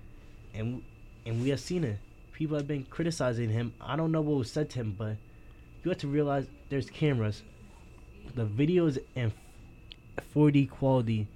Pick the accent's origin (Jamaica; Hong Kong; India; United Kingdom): Jamaica; I'm Jamaican